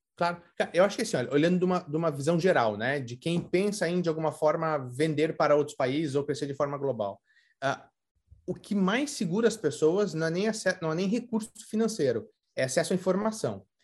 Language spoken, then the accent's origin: Portuguese; Curitiba, Paraná, Brazil; moved away as an adult; now in United States; sou brasileiro de Curitiba